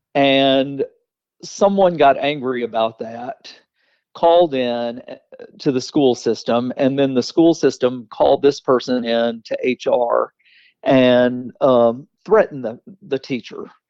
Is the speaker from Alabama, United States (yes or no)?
yes; Weaver, Alabama, United States; moved away as an adult; also born or lived in Jacksonville, Alabama / Fulton County, Georgia; now in Atlanta, United States; I grew up in Weaver, Alabama